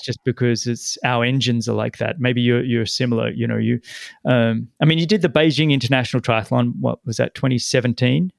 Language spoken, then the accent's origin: English; Sydney, New South Wales, Australia; moved away; my hometown, Sydney